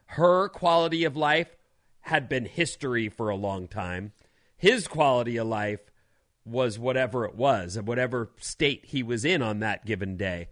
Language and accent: English; Southern California, United States; moved away; also born or lived in Philadelphia; I grew up in Southern California